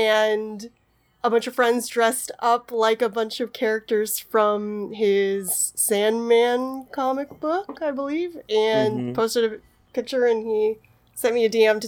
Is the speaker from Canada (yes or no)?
yes; Canada; As a Canadian